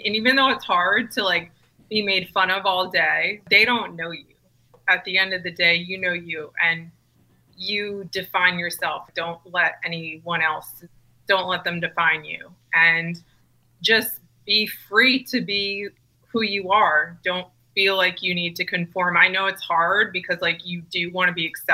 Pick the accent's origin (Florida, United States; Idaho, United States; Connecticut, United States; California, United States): Connecticut, United States; Weston; growing up in a really small town in Connecticut called Weston, Connecticut